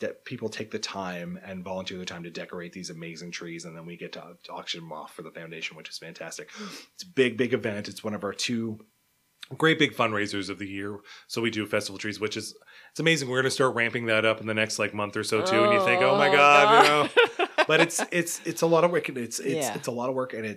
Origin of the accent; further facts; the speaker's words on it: Cape Breton, Nova Scotia, Canada; I grew up in Cape Breton